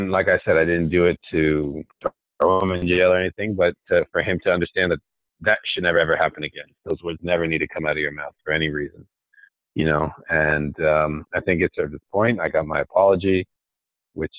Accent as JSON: {"language": "English", "town": "Olney", "region": "Maryland", "country": "United States", "said": "I came from Olney, Maryland. You've probably never heard of that city. Olney, Maryland, a nobody"}